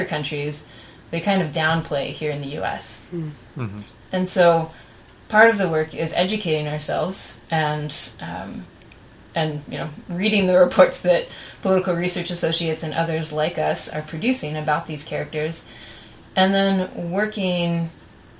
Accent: United States

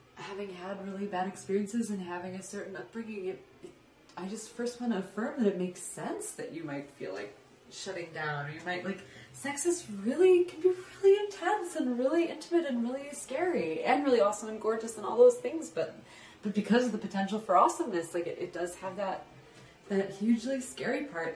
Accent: Midwest, United States; I was raised in the Midwest

